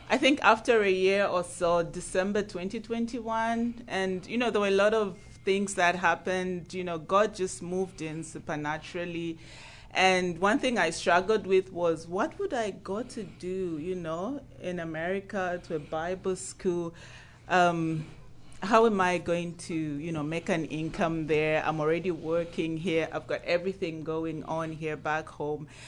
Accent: Zambia; now in United States; I'm from Zambia in Africa.

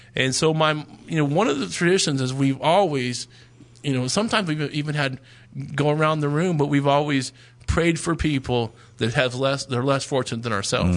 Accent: Dallas, Texas, United States; moved away; we're originally from the Dallas area

